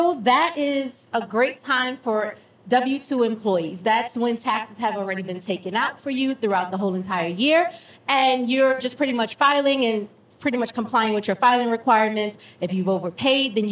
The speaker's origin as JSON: {"language": "English", "region": "New York", "country": "United States", "moved": "yes", "lives_now": "Georgia, United States", "said": "Like Matt and I, we're from New York"}